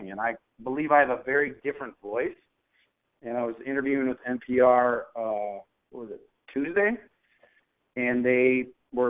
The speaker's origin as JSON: {"language": "English", "town": "Minneapolis", "region": "Minnesota", "country": "United States", "tie": "born or raised there", "said": "I grew up in North Minneapolis"}